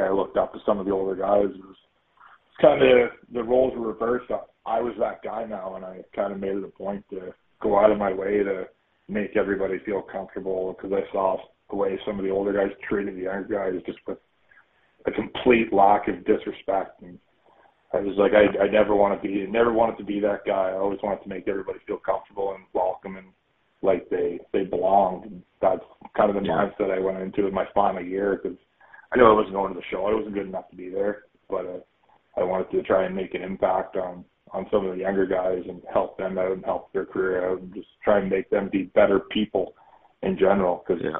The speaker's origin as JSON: {"language": "English", "region": "East Coast", "country": "Canada", "said": "Yeah, I'm from the East Coast originally, and I love the city."}